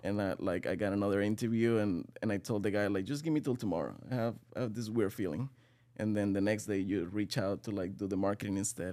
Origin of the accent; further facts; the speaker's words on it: Venezuela; moved away as an adult; now in United States; I'm from Venezuela. I'm, um, twenty-eight years old. I came to the U S about six years ago